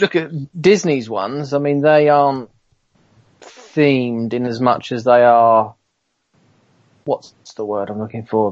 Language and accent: English; Kent, South East England, United Kingdom; I'm from Kent